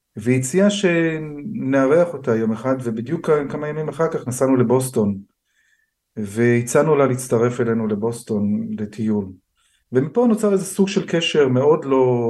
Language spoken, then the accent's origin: Hebrew; Israel; also born or lived in United States; אני ישראלי הייתי גם בארצות הברית ונשארתי ישראלי